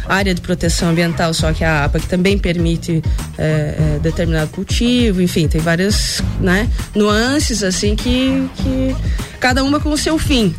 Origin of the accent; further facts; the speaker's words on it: Anita Garibaldi, Santa Catarina, Brazil; moved away as an adult; now in Lages, Brazil; eu sou anitense, sou natural de Anitta Garibaldi, aqui pertinho de Lages